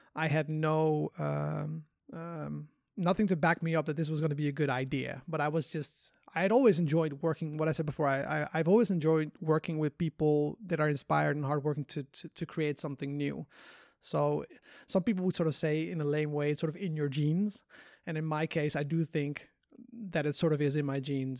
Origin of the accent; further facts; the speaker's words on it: Netherlands; moved away; also born or lived in Korea; I'm from Holland